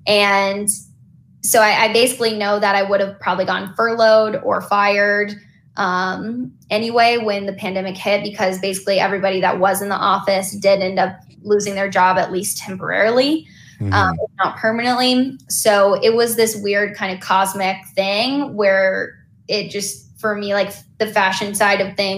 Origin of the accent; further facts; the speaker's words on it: East Coast, United States; now in Los Angeles, United States; I'm from the East Coast. Regardless of the limiting beliefs I have of my capabilities in New York, I'm going to move to LA.